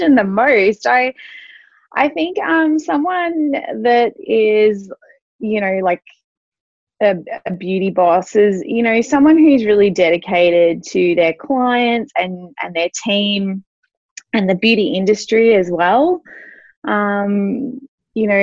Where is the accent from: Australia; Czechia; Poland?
Australia; also born or lived in Sydney; I got a job in a salon here in my hometown